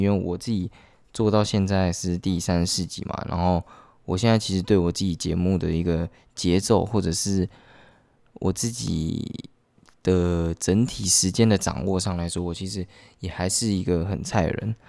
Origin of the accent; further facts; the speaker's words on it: central Taiwan, Taiwan; moved away as an adult; 我是中部人，然后我来北部上学这样